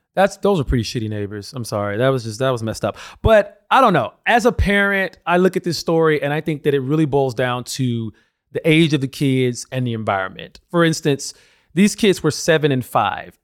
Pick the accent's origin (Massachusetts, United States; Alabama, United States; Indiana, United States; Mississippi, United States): Alabama, United States; I come from Alabama, grew up in a very religious family